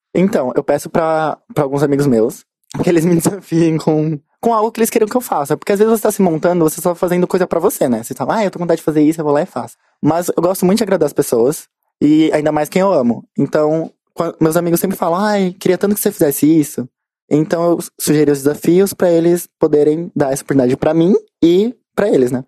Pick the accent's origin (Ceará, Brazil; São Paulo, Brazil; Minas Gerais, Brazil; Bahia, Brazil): São Paulo, Brazil; eu sou de um lugar bem irônico. Hum. Vila das Belezas, na Zona Sul